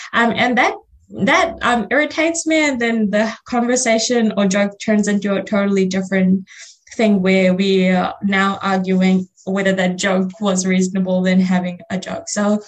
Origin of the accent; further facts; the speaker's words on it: Fiji; first language Fiji Hindi; English is a second language; my first language is Fiji Hindi, and I speak Hindi, and then I speak English.